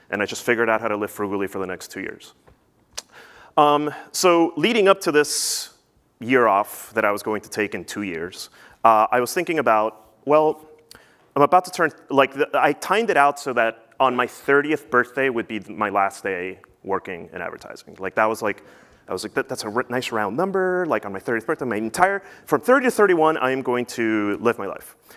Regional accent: New Jersey, United States; also born or lived in Peru; I grew up in New Jersey

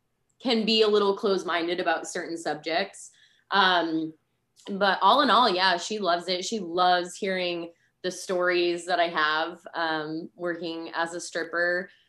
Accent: New England, United States; accent: New England; I lost my New England accent.

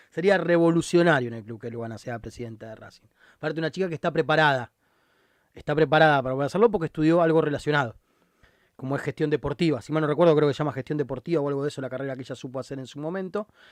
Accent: Argentina; nuestra historia como argentinos

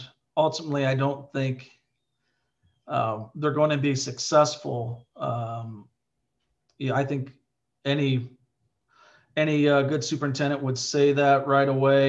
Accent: Southern Iowa, United States; I grew up in Southern Iowa, graduated with 42 kids.

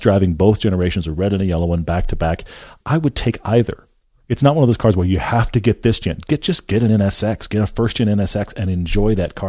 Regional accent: Texas, United States; I grew up in Texas

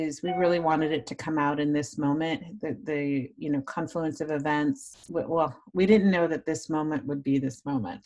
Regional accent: New York City, New York, United States; A Northerner, I'm from New York City.

